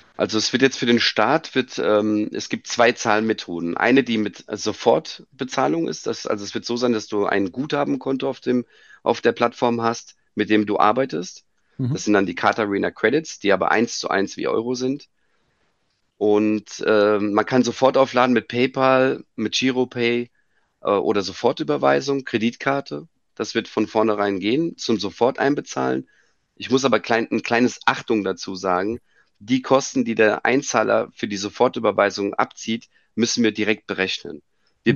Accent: Frankfurt, Hesse, Germany; aber geboren bin ich in Frankfurt und da hängt auch mein Herz

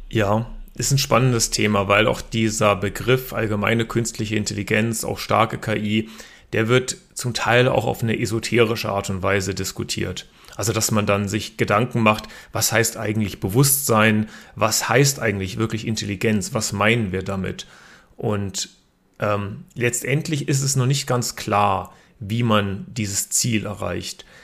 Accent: Berlin, Germany; born there; also born or lived in Karlsruhe, Germany; Ich bin sogar selber in Berlin geboren, ähm, habe aber meine Hochschulausbildung in Karlsruhe erhalten.

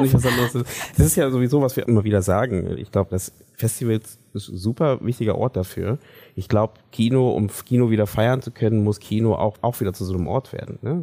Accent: Germany; wir ähm, als deutsche Filmschaffende

